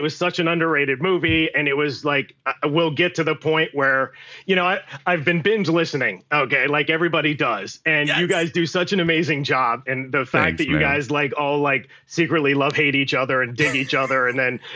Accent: above Pittsburgh, Western Pennsylvania, United States; moved away; grew up in Western Pennsylvania, above Pittsburgh

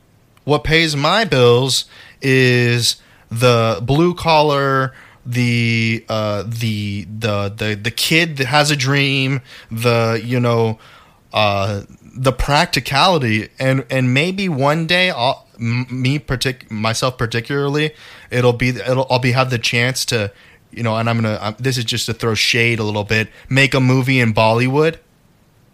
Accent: United States; I was born in America

